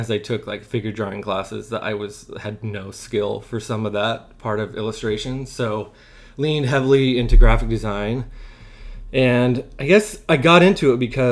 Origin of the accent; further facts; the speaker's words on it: Southeast Idaho, United States; moved away as an adult; also born or lived in Brooklyn, New York; We're both from Southeast Idaho and kind of grew up there